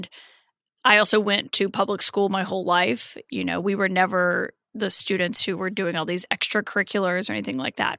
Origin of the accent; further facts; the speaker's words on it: Prattville, Alabama, United States; So I tell people who aren't familiar with the state that I'm from Montgomery because they don't know what Prattville is.